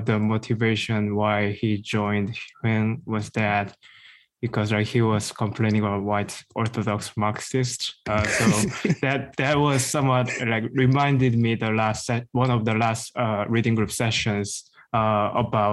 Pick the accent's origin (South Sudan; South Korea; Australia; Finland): South Korea; English is a second language; moved away as an adult; also born or lived in Midwest, United States; now in United States; I was born and raised in South Korea most of time, but now I'm in the U.S.